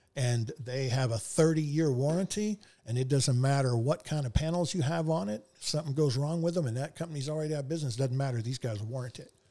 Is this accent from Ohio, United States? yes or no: no; Houston, Texas, United States; I was from Houston